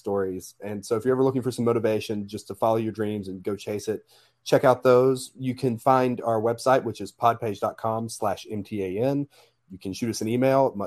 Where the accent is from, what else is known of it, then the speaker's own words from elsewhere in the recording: Alabama, United States; I'm from Alabama